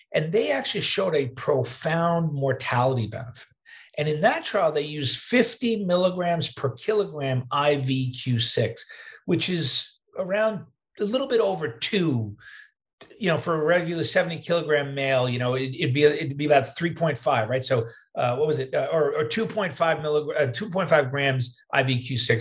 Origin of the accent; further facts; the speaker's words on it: New York, United States; moved away as an adult; also born or lived in Wisconsin; now in Midwest, United States; I'm a New Yorker, but I live in the Midwest now